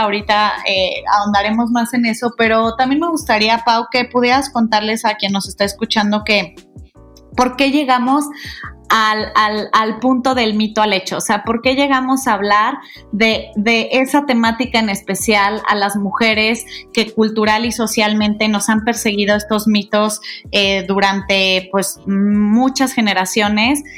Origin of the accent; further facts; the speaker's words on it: Guadalajara, Jalisco, Mexico; moved away as an adult; now in Mexico City, Mexico; yo soy de Guadalajara, eh, nací allá, tapatía, este, orgullosamente tapatía